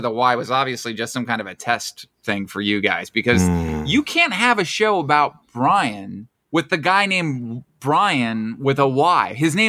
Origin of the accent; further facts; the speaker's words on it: Camp Hill, Pennsylvania, United States; born there; Because I was not born in Harrisburg. I was born in a place called Camp Hill.